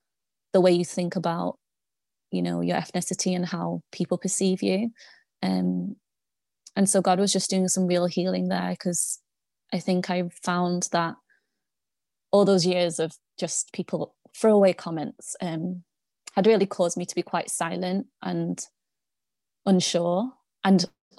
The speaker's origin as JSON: {"language": "English", "country": "United Kingdom", "tie": "born or raised there", "lives_now": "Manchester, United Kingdom", "said": "I'm a daughter of the King first. I'm a child of God first. You know, it just happens that I'm Chinese, like doesn't, and I was born in Britain"}